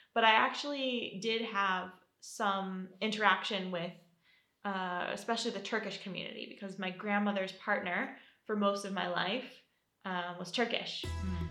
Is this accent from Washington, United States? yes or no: yes; Seattle, Washington, United States; moved away as an adult; now in Jerusalem, Israel; I'm from Seattle. That's where I was born and where I grew up